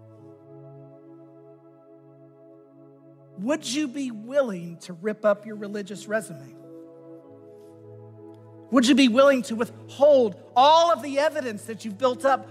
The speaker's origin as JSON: {"language": "English", "country": "United States", "said": "as an American citizen"}